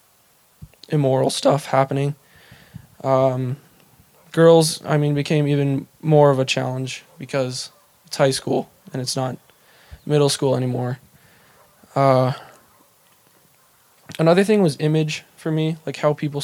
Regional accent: Bozeman, Montana, United States; also born or lived in Seattle, Washington / Belgrade, Montana; I was born in Seattle, only stayed for a year-ish. We moved to Belgrade, which I don't really remember that much. So then we moved to Bozeman in, I think, 2004 or 5

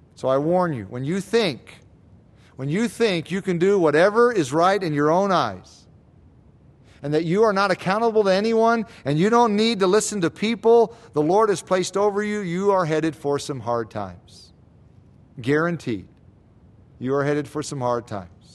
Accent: United States; especially as Americans, As American Christians

